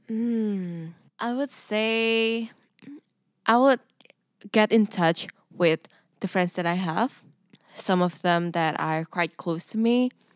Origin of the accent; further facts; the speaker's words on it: Indonesia; English is a second language; moved away as an adult; now in Nijmegen, Netherlands; I'm an international student, an exchange student from Indonesia.